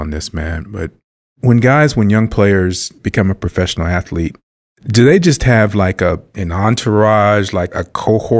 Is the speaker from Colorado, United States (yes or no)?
no; Los Angeles, California, United States; I'm an L.A. kid